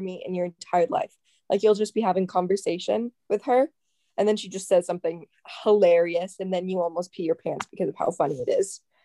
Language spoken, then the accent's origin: English; United States; as an American